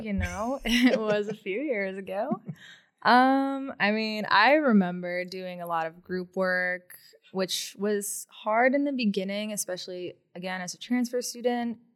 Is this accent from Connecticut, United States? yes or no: yes; Newington, Connecticut, United States; also born or lived in Boston, Massachusetts; growing up in Connecticut